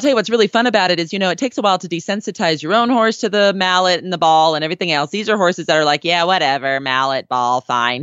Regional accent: California, United States; now in Colorado, United States; as a Californian now in Colorado

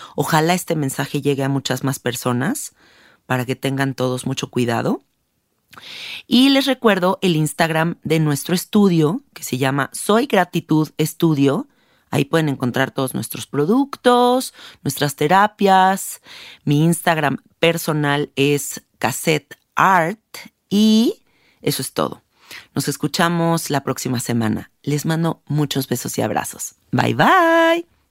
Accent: Mexico; aquí en México? Porque yo soy mexicana, ¿no? Y hablo por donde yo vivo

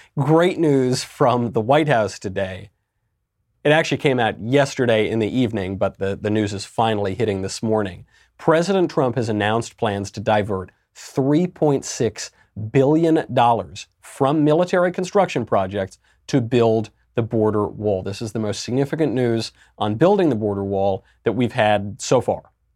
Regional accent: New York, United States; I'm a New Yorker pretty much my whole life

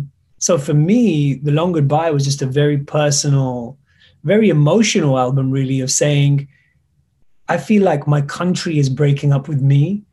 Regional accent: United Kingdom; I am British, and so the feeling of suddenly realizing whether you're welcome here or you belong in a certain place

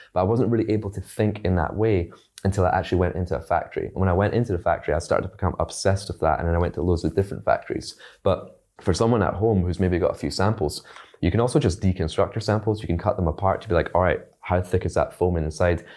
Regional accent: Scotland, United Kingdom; also born or lived in China; I grew up in Scotland

